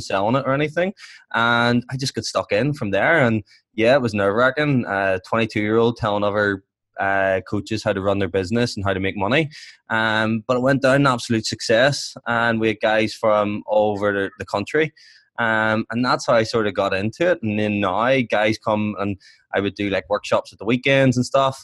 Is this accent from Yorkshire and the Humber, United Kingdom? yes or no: no; Belfast, Northern Ireland, United Kingdom; I'm from Belfast